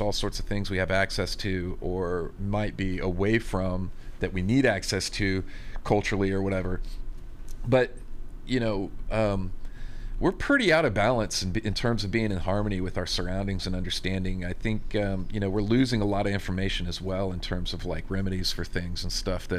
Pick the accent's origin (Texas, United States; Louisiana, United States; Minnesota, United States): Texas, United States; I'm from Texas